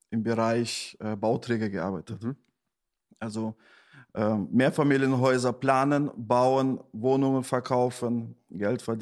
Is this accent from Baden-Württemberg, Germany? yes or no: no; Detmold, North Rhine-Westphalia, Germany; also born or lived in Uzbekistan; geboren bin ich in Usbekistan, {S0} mhm. {S1} 1980, ähm, dann mit acht Jahren mit meiner Familie nach Deutschland ausgewandert, äh, aufgewachsen in Detmold, das ist so weit am Rande von NRW.